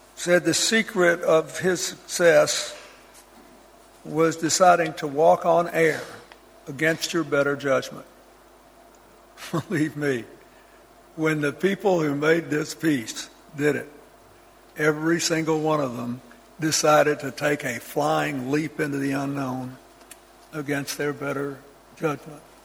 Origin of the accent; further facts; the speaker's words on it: United States; As an American